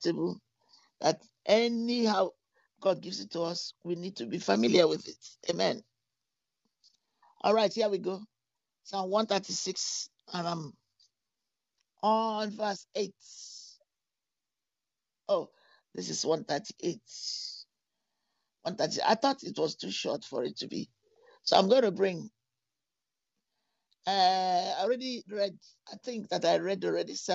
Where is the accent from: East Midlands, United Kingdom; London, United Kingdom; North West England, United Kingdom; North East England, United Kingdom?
London, United Kingdom; moved away; also born or lived in Texas; I grew up in London